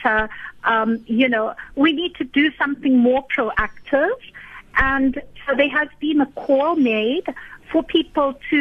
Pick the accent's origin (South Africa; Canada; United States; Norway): South Africa; as South African citizens